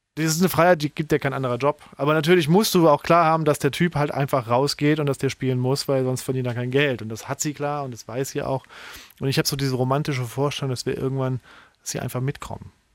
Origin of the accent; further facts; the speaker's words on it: Saarbrücken, Saarland, Germany; also born or lived in Berlin; now in Heidelberg, Germany; so ein Rockclub in Saarbrücken, wo ich herkomme